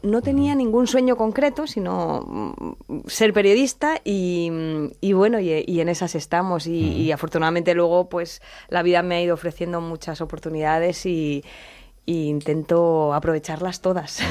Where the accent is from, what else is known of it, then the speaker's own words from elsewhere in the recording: Elche, Valencian Community, Spain; moved away as an adult; now in Madrid, Spain; yo soy de Elche y era de ciencias puras